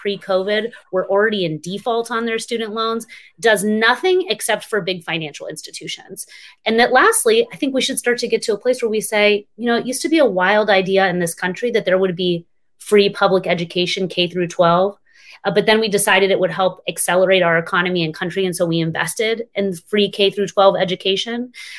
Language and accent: English; Texas, United States; my home state of Texas